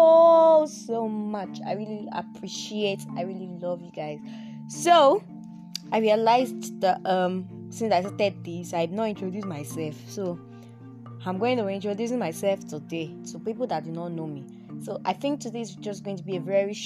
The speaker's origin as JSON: {"language": "English", "region": "Oyo", "country": "Nigeria", "also_born_or_lived": "Osun State", "accent": "Yoruba", "moved": "yes", "lives_now": "northern Nigeria, Nigeria", "said": "I'm from Oyo State"}